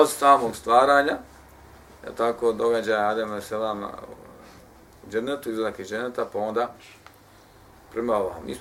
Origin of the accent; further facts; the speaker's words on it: Bosnia & Herzegovina; kod nas u Bosni